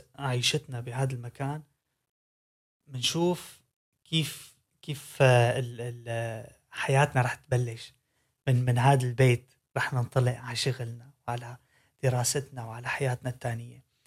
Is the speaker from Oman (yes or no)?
no; Syria; now in Netherlands; انا من سوريا